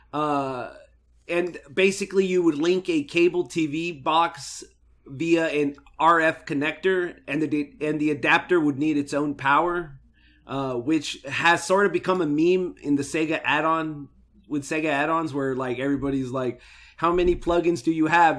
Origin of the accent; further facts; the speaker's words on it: United States; we're from America